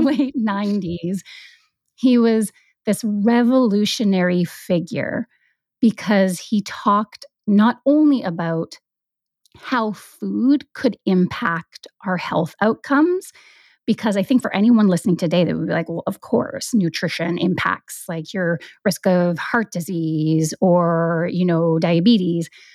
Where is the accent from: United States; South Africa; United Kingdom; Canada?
Canada; Vancouver Island, British Columbia; moved away as an adult; now in Vancouver, Canada; I grew up on Vancouver Island